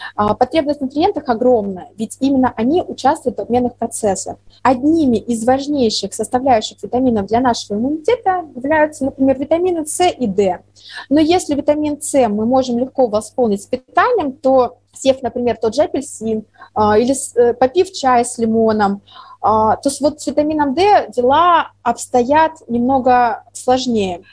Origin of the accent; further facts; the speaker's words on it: the south, Russia; moved away; я родом с юга, я очень редко бываю у себя на родине